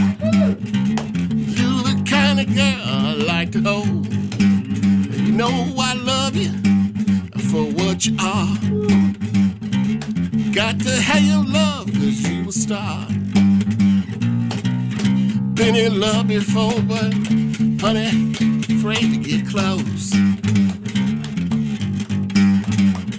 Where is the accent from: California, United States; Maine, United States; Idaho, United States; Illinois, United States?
Illinois, United States; Chicago; Born and raised Chicago.